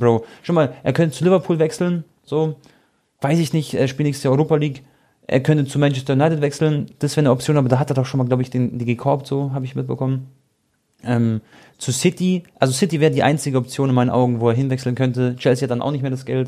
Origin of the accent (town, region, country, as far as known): Croatia